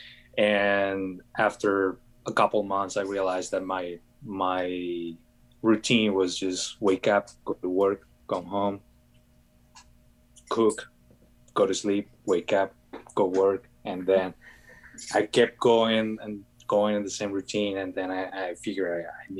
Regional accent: Colombia; moved away; I'm from Colombia.

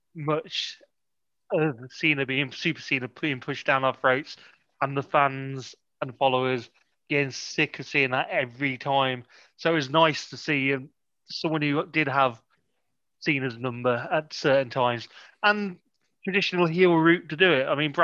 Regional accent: Canada; I'm just Canadian and that's enough.

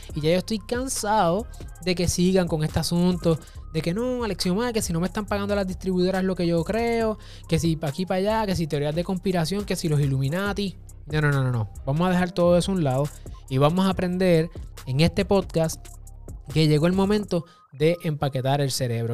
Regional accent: Puerto Rico; mi país, Puerto Rico

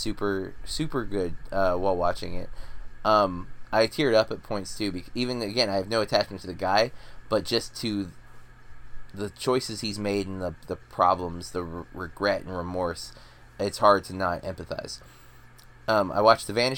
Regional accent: United States; I'm sadly American

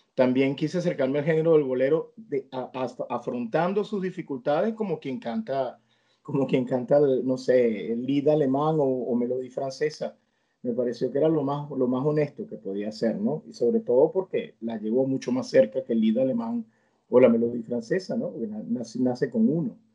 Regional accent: Venezuela; moved away; el vínculo con mi tierra, con mi gente

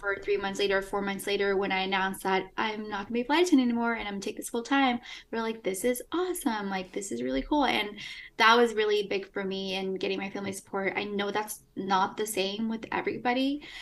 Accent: Eugene, Oregon, United States; also born or lived in Peru / Los Angeles, United States; I'm from Eugene, Oregon

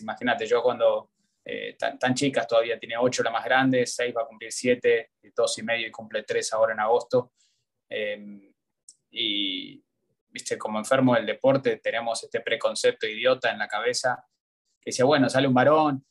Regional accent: Argentina; born or raised there; moved away as an adult; also born or lived in United States; now in Miami, United States

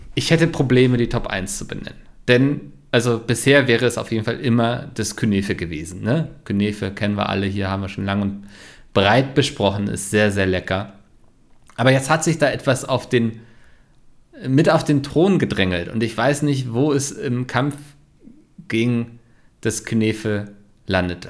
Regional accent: Northern Germany, Germany; ich bin ja Norddeutscher

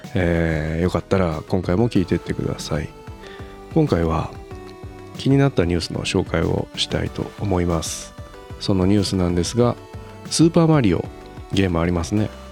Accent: Japan

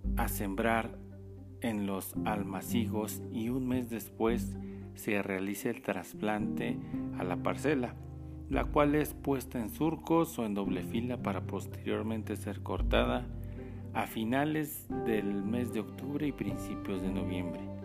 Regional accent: Mexico

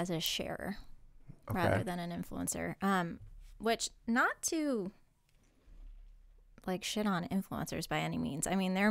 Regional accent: Connecticut, United States; born or raised there

